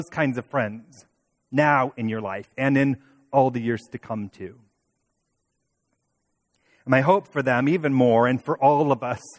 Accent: Toledo, Ohio, United States; now in Indianapolis, United States; two others who I grew up with in Toledo

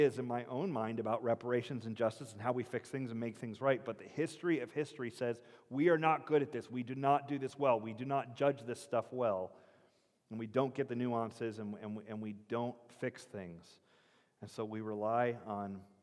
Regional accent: United States; we're American

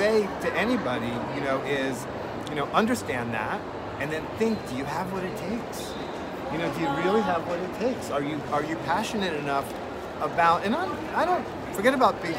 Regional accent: United States; I'm an American

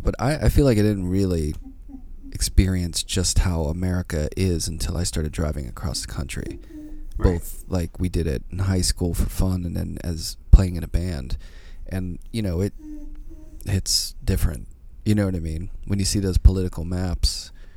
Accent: Pittsburgh, Pennsylvania, United States; now in New York, United States; my hometown in Pittsburgh

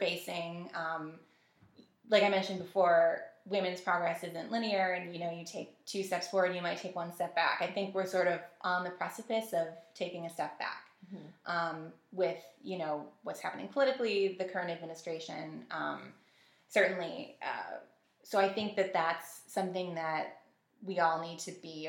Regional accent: Buffalo, New York, United States; also born or lived in Amherst, New York; I'm born and raised in the Buffalo area.

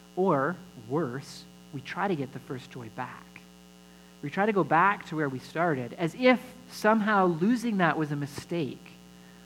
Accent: Alberta, Canada; I grew up in Alberta, and they gave us our learner's licenses when we were 14

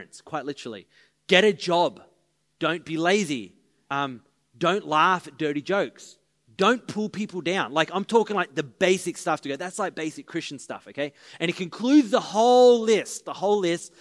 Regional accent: Maroochydore, Queensland, Australia; we're the boys from Maroochydore

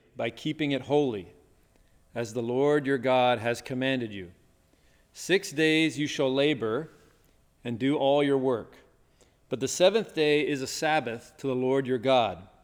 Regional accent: Tennessee, United States; when I was growing up in the South, in Tennessee

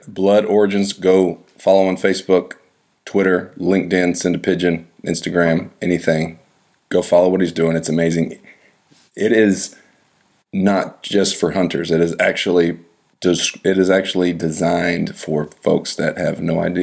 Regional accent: United States; accent: American; I was born and raised here

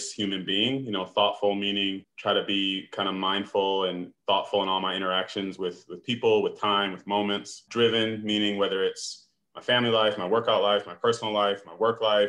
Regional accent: Detroit, Michigan, United States; I grew up in the Metro Detroit area

